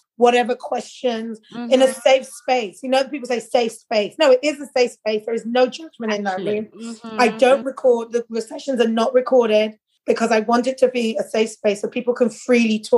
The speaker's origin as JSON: {"language": "English", "region": "London", "country": "United Kingdom", "tie": "born or raised there", "moved": "as an adult", "lives_now": "Netherlands", "said": "I'm growing up in London"}